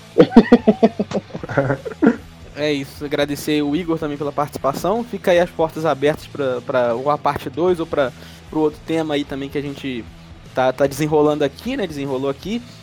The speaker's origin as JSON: {"language": "Portuguese", "country": "Brazil", "said": "sou brasileiro, tô praticando inglês"}